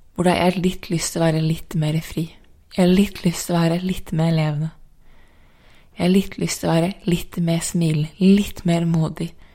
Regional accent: Norway; born or raised there; moved away as an adult; also born or lived in San Diego, United States / New York, United States

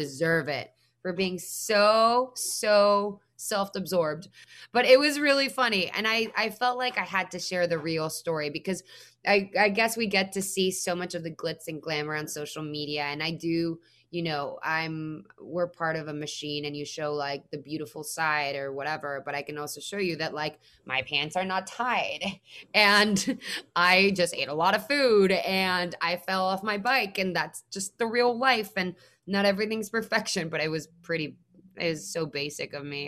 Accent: Mexico; moved away; I'm already a Mexican woman who's an immigrant

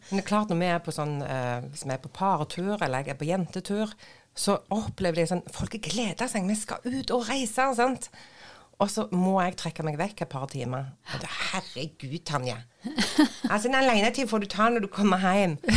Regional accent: Nærbø, Rogaland, Norway; now in Bryne, Norway; jeg er oppvokst på Nærbø.

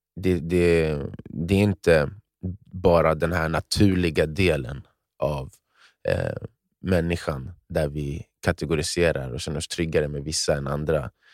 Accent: Sweden; jag är uppfostrad i Sverige

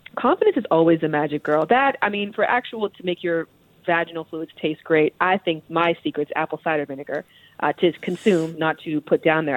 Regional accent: Toronto, Ontario, Canada; I'm from Toronto, Canada

